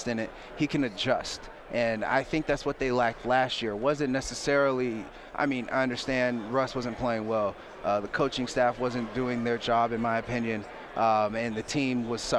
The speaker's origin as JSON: {"language": "English", "town": "Valencia", "region": "California", "country": "United States", "tie": "born or raised there", "also_born_or_lived": "New York", "moved": "as an adult", "lives_now": "Denver, United States", "said": "I grew up outside of Los Angeles"}